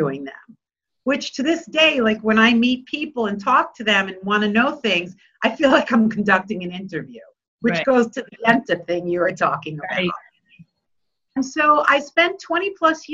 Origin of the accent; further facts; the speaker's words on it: Bellmore, New York, United States; I grew up in Belmore, went to Kennedy